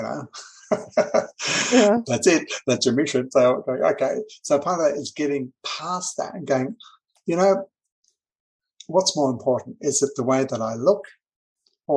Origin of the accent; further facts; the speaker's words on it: Auckland, New Zealand; I grew up in New Zealand. That's where I was born.